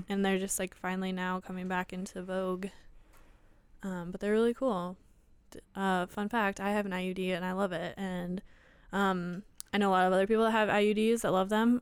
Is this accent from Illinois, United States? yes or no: no; Iowa, United States; we're both from Iowa